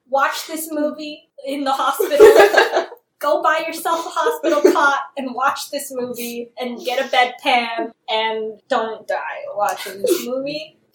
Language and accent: English; California, United States; I'm from California. I just came from LA.